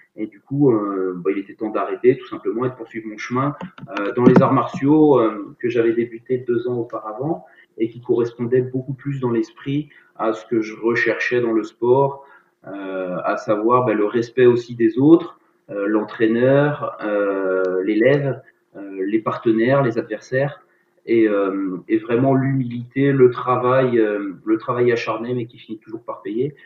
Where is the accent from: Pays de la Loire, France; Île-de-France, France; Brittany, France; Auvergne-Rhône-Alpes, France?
Brittany, France; je suis breton